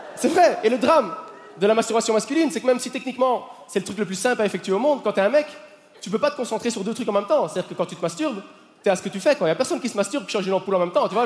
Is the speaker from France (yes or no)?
no; Belgium; En tant que Belge